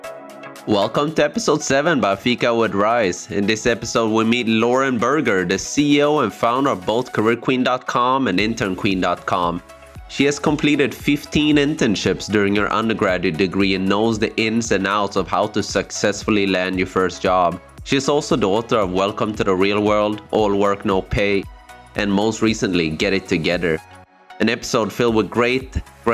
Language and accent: English; Sweden; I grew up in Sweden, I think in a small town